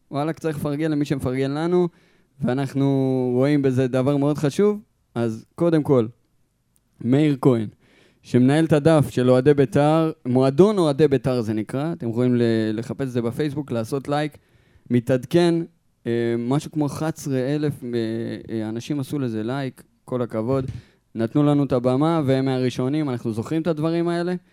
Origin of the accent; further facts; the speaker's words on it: Maale Efrayim, West Bank, Palestine; moved away as an adult; נכון, אז שלושתנו גדלנו בעצם במעלה אפרים. אני עד גיל 18 עד שהתגייסתי